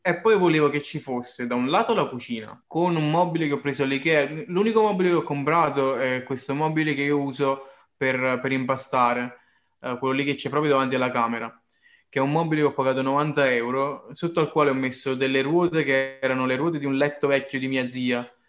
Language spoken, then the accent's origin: Italian; Caserta, Campania, Italy; da casertano